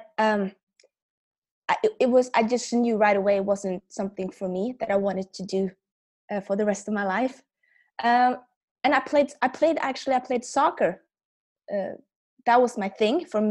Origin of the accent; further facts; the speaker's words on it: Norway; I'm from Norway